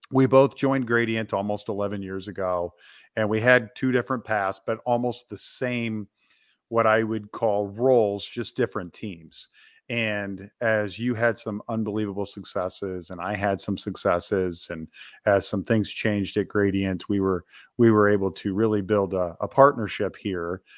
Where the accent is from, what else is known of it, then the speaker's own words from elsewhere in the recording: Topeka, Kansas, United States; I grew up in Topeka, Kansas, where we both reside today.